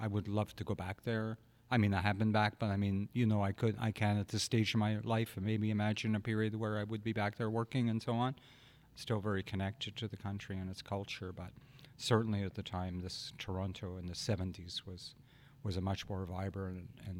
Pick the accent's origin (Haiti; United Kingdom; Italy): United Kingdom; Glasgow, Scotland; born there; I was born in Glasgow, Cathcart, Glasgow, in 1963.